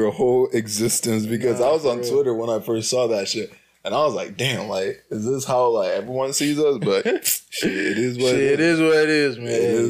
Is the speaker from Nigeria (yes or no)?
yes; Nigeria; I'm a Nigerian man